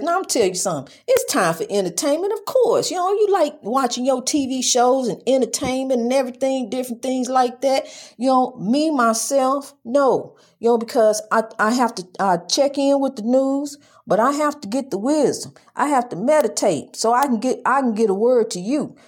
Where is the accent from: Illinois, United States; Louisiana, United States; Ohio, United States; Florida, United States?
Illinois, United States; East St. Louis; my hometown, East Saint Louis.